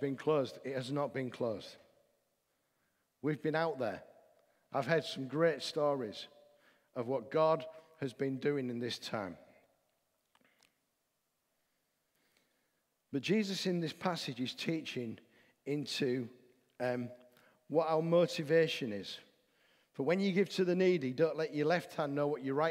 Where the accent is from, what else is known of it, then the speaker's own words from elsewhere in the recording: the north of England, United Kingdom; I'm a Northerner